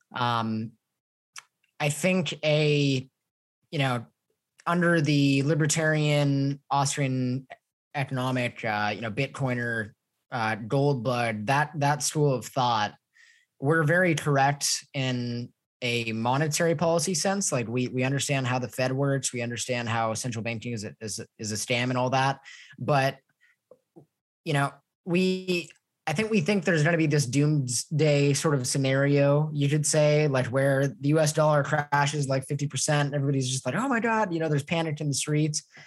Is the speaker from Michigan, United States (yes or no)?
no; Los Angeles, California, United States; moved away as an adult; now in Mexico; I'm from Los Angeles. Uh, I was living in Los Angeles before I moved to Mexico